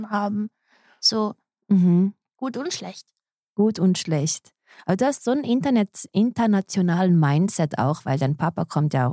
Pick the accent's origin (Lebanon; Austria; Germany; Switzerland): Switzerland; born there; ich bin halt in der Schweiz geboren, aber ich habe mein Umfeld immer mit so internationalen Menschen ein bisschen gestaltet, unbewusst.